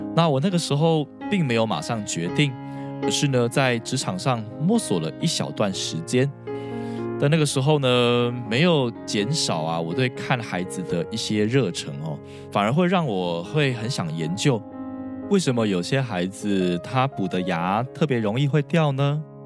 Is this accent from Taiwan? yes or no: yes; Taiwan; 其实我也是在台湾的传统教育长大的孩子